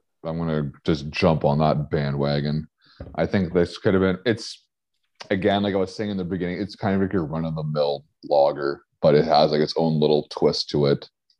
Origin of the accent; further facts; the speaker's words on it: Canada; accent: Canadian; now in Alberta, Canada; how do you know I'm from Canada?